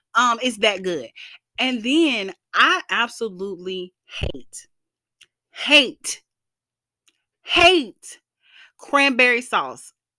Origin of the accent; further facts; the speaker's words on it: the South, United States; I am Black and from the South